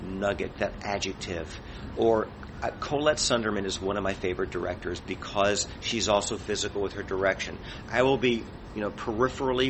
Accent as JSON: {"language": "English", "region": "Midwest", "country": "United States", "tie": "born or raised there", "said": "I'm a kid growing up in the Midwest"}